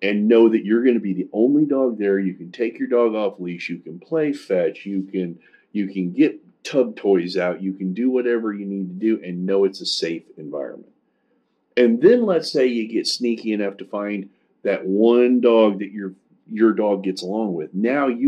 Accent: Kansas City, United States; I'm from Kansas City

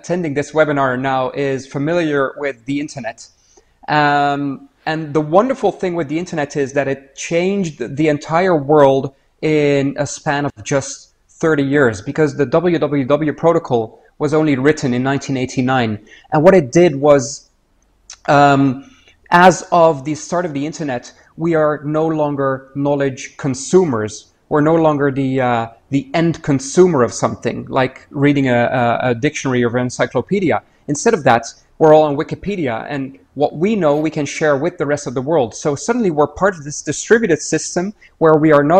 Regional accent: Niger; now in Netherlands; I grew up in Niger in West Africa, so one of the French-speaking countries

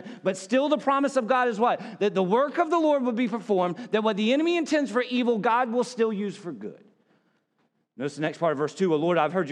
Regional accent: South Carolina, United States; I was a preacher's kid growing up in South Carolina

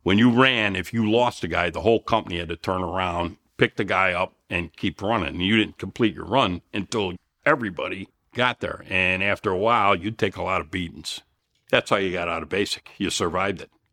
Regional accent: Elmhurst, Illinois, United States; I'm from Chicago. Of course, from Elmhurst

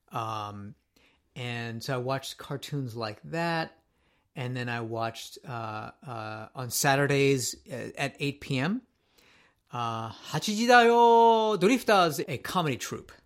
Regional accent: Japan; moved away; I grew up in Japan

